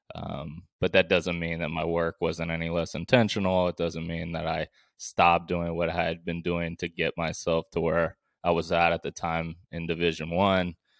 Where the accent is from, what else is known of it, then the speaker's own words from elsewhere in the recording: Bay Area, California, United States; also born or lived in Vancouver, Canada; around maybe twelve years old, we moved from Vancouver, Canada, back to the Bay Area